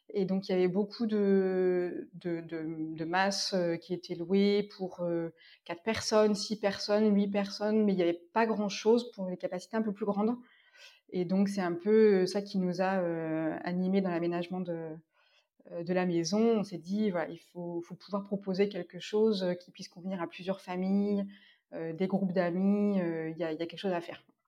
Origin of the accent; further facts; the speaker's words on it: Orléans, Centre-Val de Loire, France; moved away as an adult; also born or lived in Compiègne / Paris / Normandy / Ardèche; je suis née à Orléans, en région centre